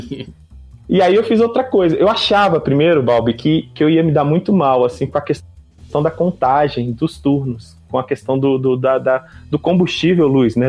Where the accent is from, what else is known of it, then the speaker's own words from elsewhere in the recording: Brasília, Federal District, Brazil; eu sou aqui de Brasília